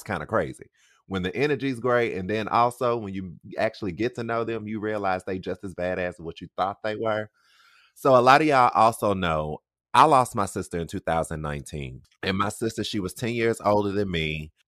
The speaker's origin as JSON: {"language": "English", "region": "South Carolina", "country": "United States", "said": "Yeah, I don't really know NC like that. Because I'm from South Carolina as well."}